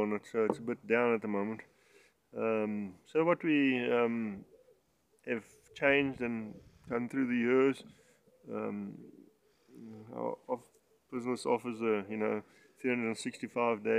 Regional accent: Springbok Flats near Settlers, Limpopo, South Africa; now in Polokwane, South Africa; I actually grew up on a farm

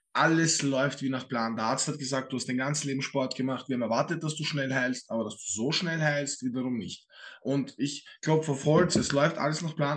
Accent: Vienna, Austria; ich werde den Vollwiener raushängen lassen

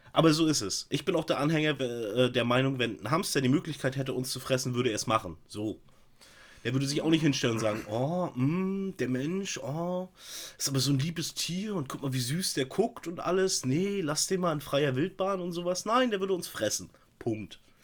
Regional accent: East Germany, Germany; bin halt kein Wessi

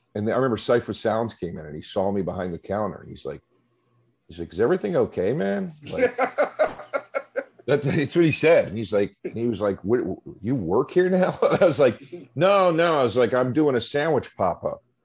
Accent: Philadelphia, Pennsylvania, United States; moved away; growing up on the East Coast in the Philadelphia area

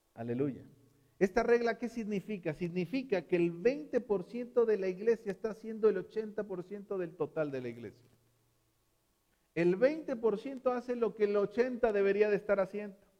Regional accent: Mexico

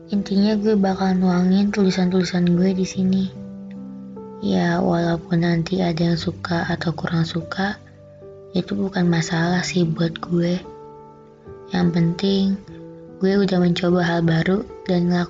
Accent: Jakarta, Indonesia; born there; Di tahun 2020 ini umur gue bakal menginjak kepala dua. Lahir di Jakarta tanggal 15 September, kelahiran tahun

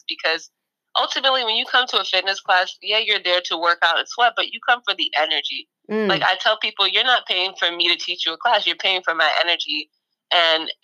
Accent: New York City, New York, United States; I grew up in Jamaica, Queens, in a food desert and in a fitness desert

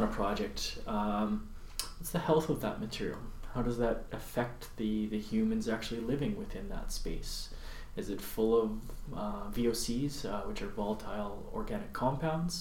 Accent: Carnduff, Saskatchewan, Canada; moved away as an adult; now in Okanagan, Canada; I grew up in a small little town called Carndove in 20 minutes from North Dakota and 20 minutes from Manitoba.

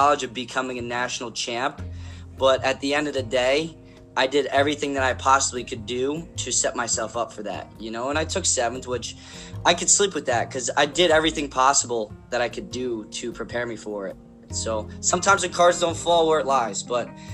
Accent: South Plainfield, New Jersey, United States; I wear that South Plainfield badge with honor

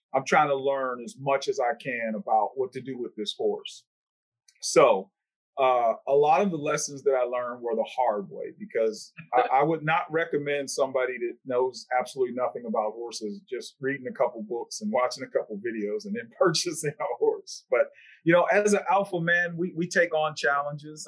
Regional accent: Pittsburgh, Pennsylvania, United States; my hometown of uh, Pittsburgh, Pennsylvania

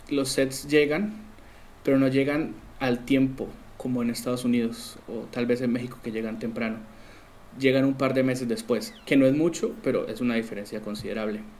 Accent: Colombia; now in Argentina; bueno, soy colombiano, como dijiste, y vivo en Argentina

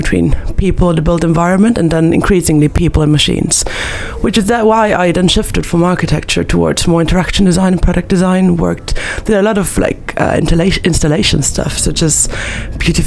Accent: Vienna, Austria; moved away; I'm originally from Vienna, Austria

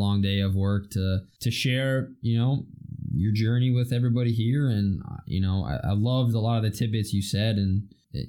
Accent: Easton, Pennsylvania, United States; also born or lived in Williamsport / Mifflinburg / Watsontown; now in Selinsgrove, United States; I grew up in Easton, Pennsylvania

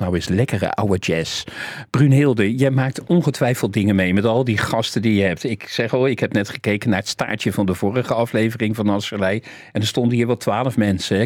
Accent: Rotterdam, South Holland, Netherlands; Mijn allergelukkigste jaren waren mijn MAVO-jaren in Overschie, waar ik geboren ben.

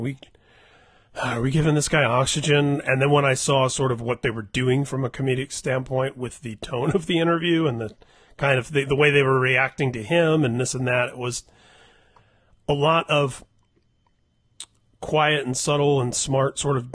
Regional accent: Indiana, United States; both of us having been born and bred in Indiana

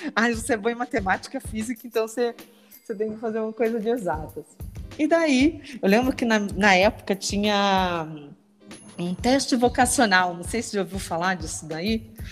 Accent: Apucarana, Paraná, Brazil; eu sou do, do, interior do Paraná, né? Sou de Apucarana.

